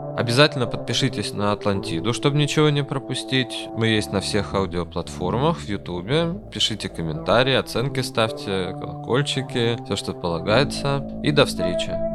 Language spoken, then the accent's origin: Russian; Urals, Russia; я сейчас говорю как человек с Урала